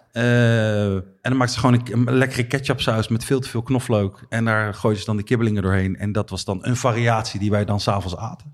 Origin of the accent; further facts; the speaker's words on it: Netherlands; wij Nederlanders